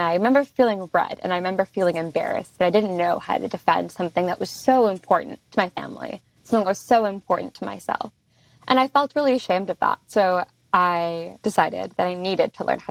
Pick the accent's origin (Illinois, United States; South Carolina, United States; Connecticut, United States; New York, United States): New York, United States; Long Island; I come from Long Island, New York, which is a place where I always joke around that there are lots of Jews here